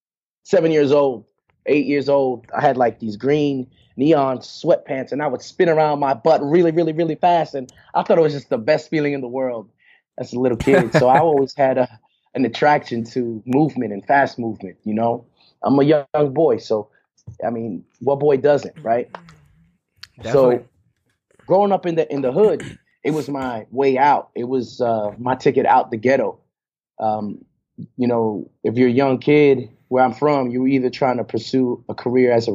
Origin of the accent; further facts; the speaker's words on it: New York City, New York, United States; moved away; also born or lived in Houston, Texas / Sydney, Australia; Born and raised. Queens, New York City.